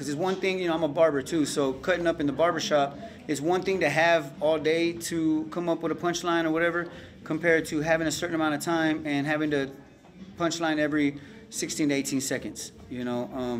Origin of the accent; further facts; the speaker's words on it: Corpus Christi, Texas, United States; I'm from Corpus Christi, Texas. I think I'm 39 years old.